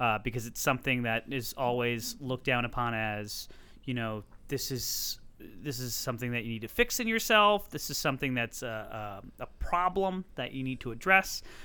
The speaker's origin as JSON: {"language": "English", "town": "Hartford", "region": "Connecticut", "country": "United States", "said": "I'm from Hartford, Connecticut"}